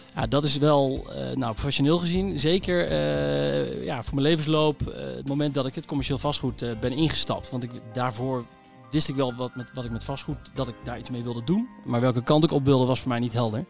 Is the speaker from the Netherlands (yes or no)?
yes; Utrecht, Netherlands; ik eh, ben eh, geboren in Utrecht.